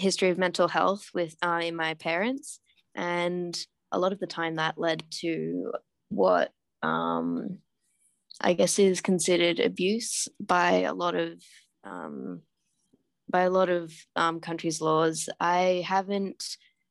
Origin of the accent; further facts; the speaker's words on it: Australia; also born or lived in Hanoi, Vietnam; I'm from Australia